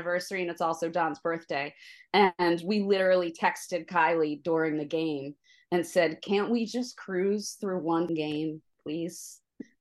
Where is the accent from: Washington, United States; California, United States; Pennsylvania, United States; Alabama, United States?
Pennsylvania, United States; Delaware County; I grew up in Delaware County, you know, went to high school here